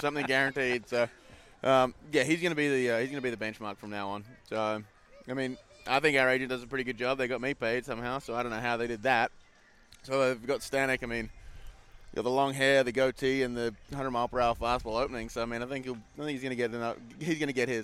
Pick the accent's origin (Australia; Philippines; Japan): Australia; Wanneroo, Western Australia; moved away as an adult; now in United States; my hometown, my home ball club.